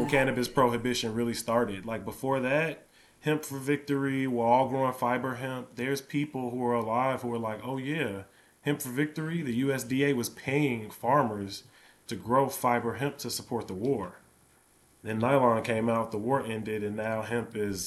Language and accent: English; Chicago, Illinois, United States; I grew up in Chicago